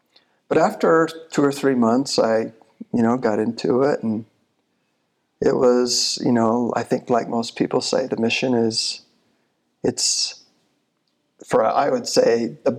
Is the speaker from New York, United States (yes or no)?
no; Michigan, United States; So when I came from Michigan, went to the UVU for a year, and then I went to University of Utah.